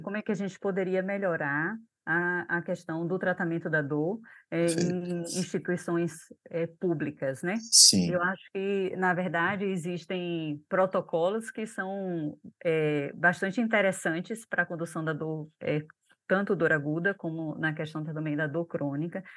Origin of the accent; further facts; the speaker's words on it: Brazil; Nós, enquanto brasileiros